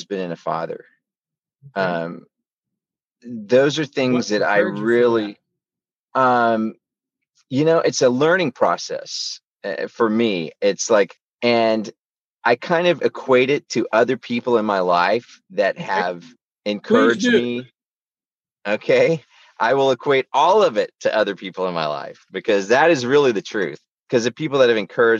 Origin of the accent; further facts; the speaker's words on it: Houston, Texas, United States; I was born in Houston, Texas, and grew up there